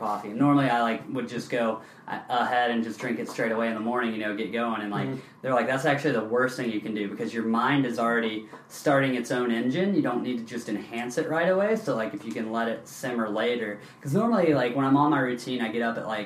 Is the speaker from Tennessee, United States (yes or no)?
yes; Knoxville, Tennessee, United States; now in San Diego, United States; I grew up in Knoxville, Tennessee